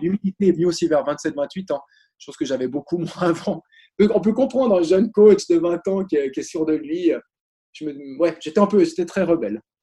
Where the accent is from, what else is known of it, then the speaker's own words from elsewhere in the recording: Switzerland; Je suis suisse